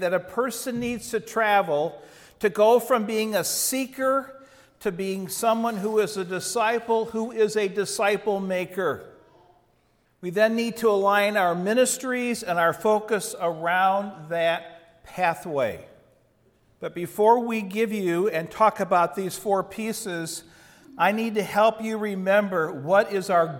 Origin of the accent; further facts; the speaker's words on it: Chicago, Illinois, United States; I grew up outside Chicago in the suburbs